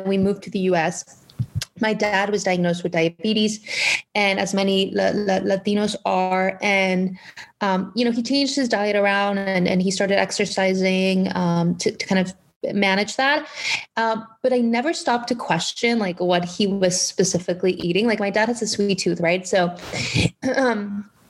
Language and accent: English; Mexico; moved away as an adult; also born or lived in McAllen, Texas; I was actually born and raised in Mexico. I lived in Mexico up until I was, I believe, 20 years old.